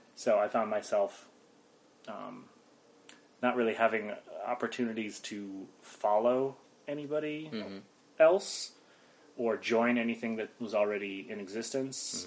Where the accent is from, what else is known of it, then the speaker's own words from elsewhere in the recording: Mountain Top, Pennsylvania, United States; moved away as an adult; also born or lived in Philadelphia area, Pennsylvania; I grew up near Wilkes-Barre in northeastern PA